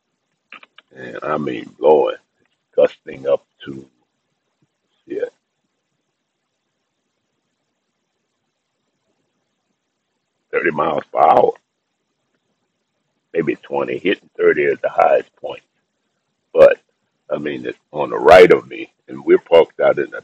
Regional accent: New Orleans, Louisiana, United States; I was raised in New Orleans.

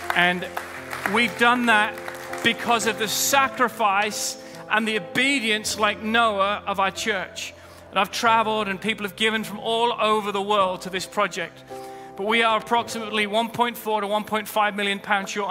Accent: United Kingdom; I'm British

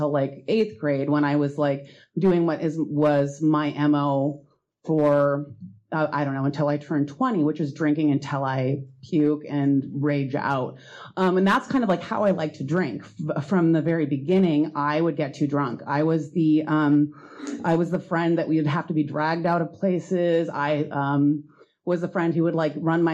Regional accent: Seattle, Washington, United States; I grew up in Greenwood

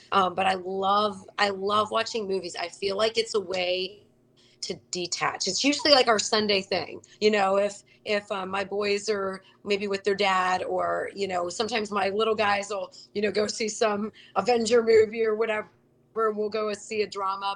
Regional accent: Cincinnati, Ohio, United States; moved away as an adult; also born or lived in Charlotte, North Carolina; when I came back home to Cincinnati

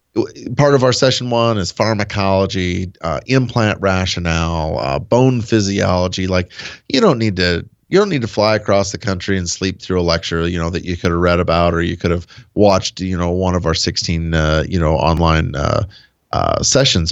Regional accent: Nebraska, United States; born or raised there

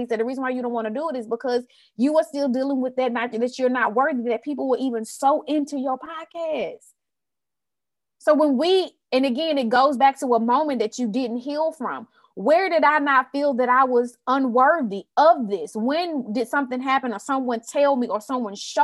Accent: Houston, Texas, United States; I'm from Houston, Texas

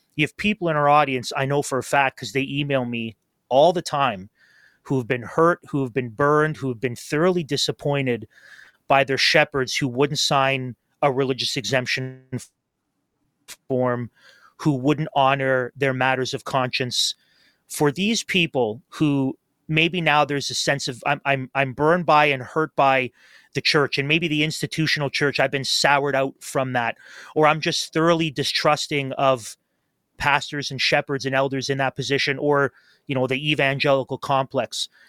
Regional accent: Toronto, Ontario, Canada; now in Kingston, Canada; my home church where I grew up in Toronto

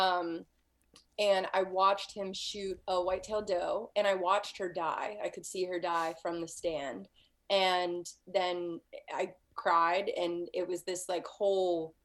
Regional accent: Pittsburgh, Pennsylvania, United States; moved away as an adult; also born or lived in Idaho; I was born and raised in Pittsburgh, Pennsylvania, actually.

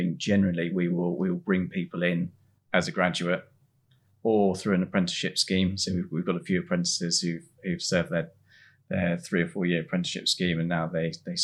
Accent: Swanage, South West England, United Kingdom; I grew up in Swanage, the sort of middle of the Southwest of England

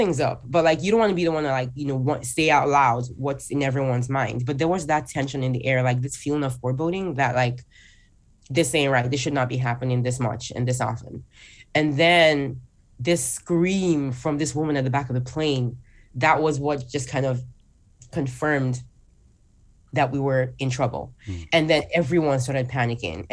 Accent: Nigeria; moved away; I still lived in my home country, Nigeria. That's where I was born and raised.

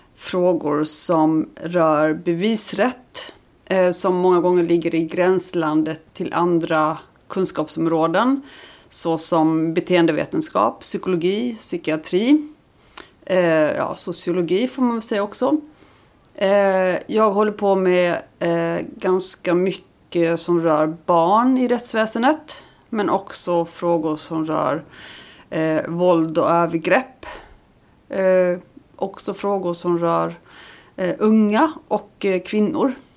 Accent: Lund, Skåne, Sweden; also born or lived in Iceland; sen jag flyttade hit som barn

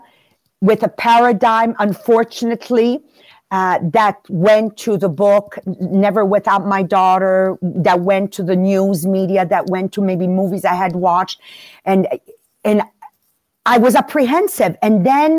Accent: Canada; I come from Canada

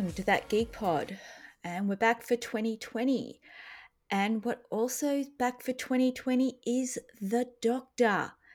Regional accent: Australia; as an Australian

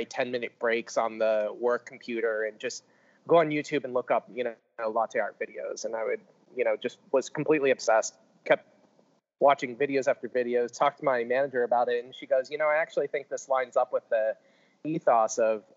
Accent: New Port Richey, Florida, United States; I grew up outside of Tampa in a very, very small suburb town called Newport Richey, Florida.

